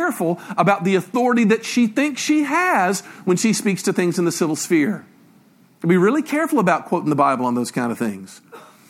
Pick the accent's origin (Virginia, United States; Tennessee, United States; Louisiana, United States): Tennessee, United States; Memphis; I grew up in Memphis, Tennessee